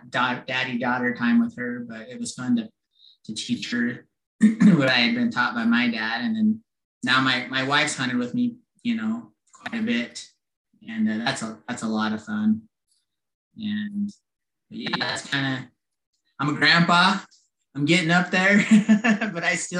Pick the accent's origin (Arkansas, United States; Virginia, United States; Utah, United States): Utah, United States; Centerville; I grew up in Utah. I've lived here my whole life. Actually, I grew up in Centerville